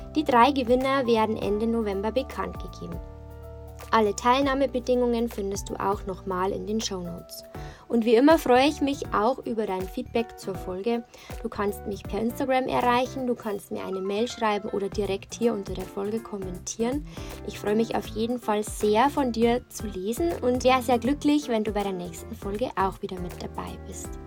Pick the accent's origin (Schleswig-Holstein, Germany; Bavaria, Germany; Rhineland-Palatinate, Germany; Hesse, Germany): Bavaria, Germany; bei uns in Bayern